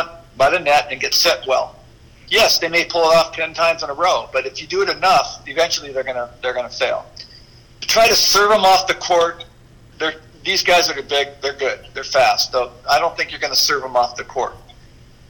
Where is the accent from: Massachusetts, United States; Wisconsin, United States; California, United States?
California, United States; South Bay; I grew up in the South Bay, so I'm working in the South Bay, PV, El Segundo, Manhattan, Hermosa, Redondo, everywhere.